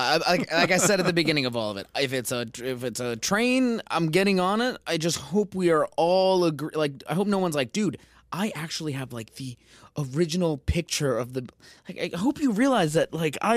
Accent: Colombia; moved away; I am from Colombia.

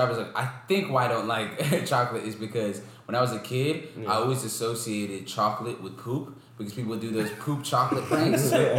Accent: Jamaica; I'm Jamaican and black. Like, I'm supposed to, like yams and sweet potatoes and stuff like that.

